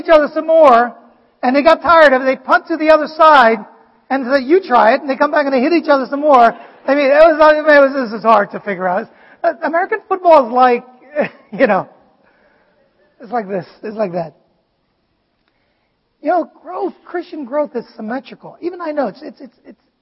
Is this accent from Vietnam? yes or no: yes; Vietnam; English is a second language; moved away; I grew up in Vietnam and, you know, it is literally my 4th language.